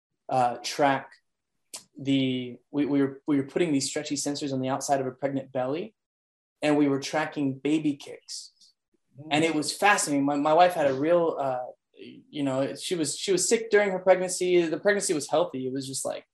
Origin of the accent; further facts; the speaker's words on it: Schertz, Texas, United States; also born or lived in Provo, Utah / Kansas City; I'm actually in a little city on the northeast of San Antonio called Schertz, Texas